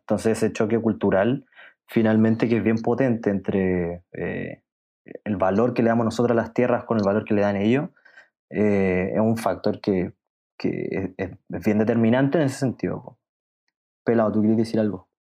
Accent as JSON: {"language": "Spanish", "country": "Chile", "said": "la crisis cultural o identitaria que tenemos los chilenos como tal"}